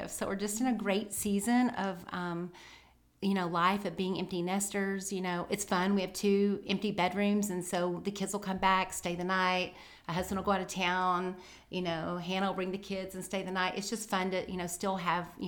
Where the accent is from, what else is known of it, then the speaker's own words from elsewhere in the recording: Tennessee, United States; born there; also born or lived in Texas / Alabama; and then to Texas, and back to Alabama, and then back to Texas. So, and I was born in Tennessee. So pretty much Southern through and through.